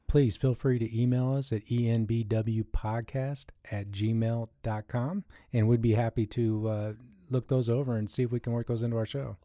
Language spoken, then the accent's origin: English; Columbus, Ohio, United States; I grew up in the Midwest here, right where we're stationed here in Columbus, Ohio